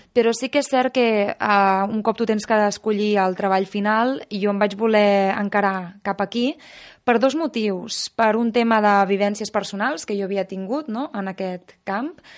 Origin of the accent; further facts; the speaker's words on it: Menorca, Balearic Islands, Spain; jo sóc de Menorca, que sempre m'han tingut molt en contacte amb la natura